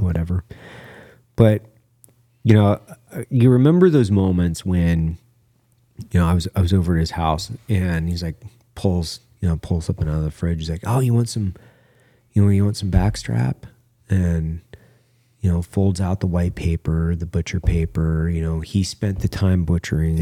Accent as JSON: {"language": "English", "area": "Clearwater National Forest", "region": "Idaho", "country": "United States", "tie": "born or raised there", "said": "I grew up in the Clearwater National Forest, which is on the north side of the Clearwater River."}